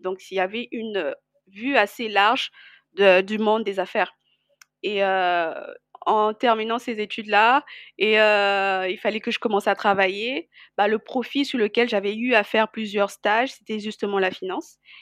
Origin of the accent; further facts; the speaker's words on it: Brazzaville, Republic of the Congo; also born or lived in Kinshasa / Pointe-Noire; Je suis née à Kinshasa et ensuite euh, j'ai grandi à Brazzaville